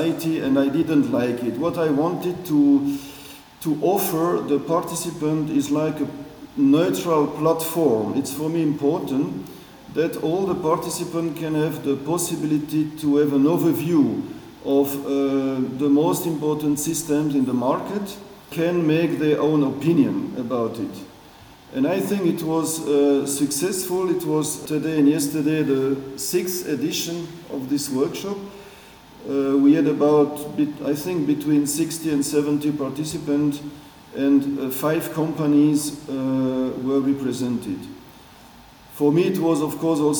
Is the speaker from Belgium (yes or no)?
yes; Belgium; English is a second language; moved away as an adult; also born or lived in Switzerland; now in Basel, Switzerland; I'm originated from Belgium, and I live in Switzerland now since nearly 25, 30 years